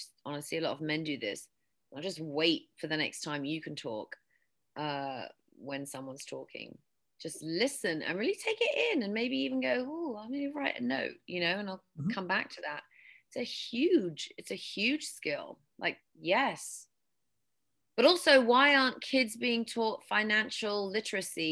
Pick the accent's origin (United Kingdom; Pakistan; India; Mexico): United Kingdom; England; accent: British; also born or lived in West Texas; now in United States; growing up in England, well, in my high school, we didn't have debate